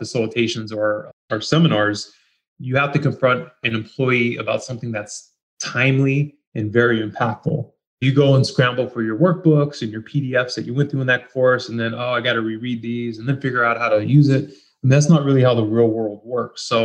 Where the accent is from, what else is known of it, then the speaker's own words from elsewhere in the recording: San Jose, California, United States; I'm from San Jose, Northern California